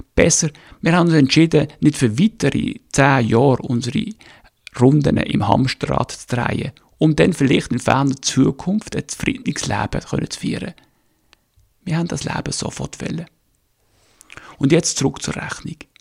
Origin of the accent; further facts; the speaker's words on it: Birsfelden, Basel-Landschaft, Switzerland; moved away as an adult; now in Northern Germany; ich bin Schweizer, in Basel geboren und in Biersfelden, also Vorderstadt, gross geworden